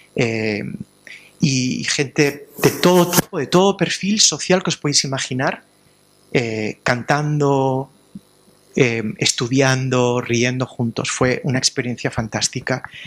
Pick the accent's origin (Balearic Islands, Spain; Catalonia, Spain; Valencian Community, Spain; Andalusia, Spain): Valencian Community, Spain; Alicante; en Alicante, de donde vengo yo